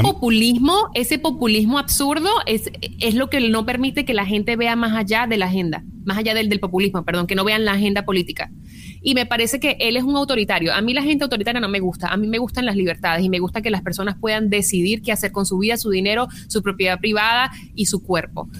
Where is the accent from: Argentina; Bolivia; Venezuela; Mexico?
Venezuela; now in United States; como inmigrante venezolana que pues no he, no he, podido regresar a mi país